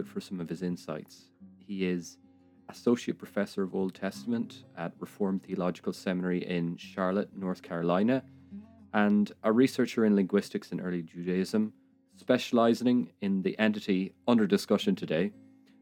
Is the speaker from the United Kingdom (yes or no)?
no; Ireland; I'm Irish